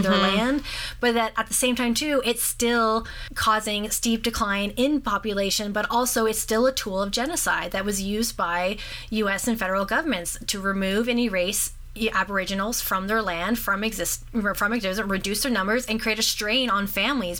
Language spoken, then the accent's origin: English; North Bay, Ontario, Canada; growing up in North Bay